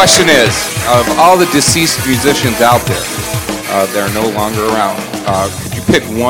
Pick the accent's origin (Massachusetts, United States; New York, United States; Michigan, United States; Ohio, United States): New York, United States; Buffalo; I'm too from Buffalo, New York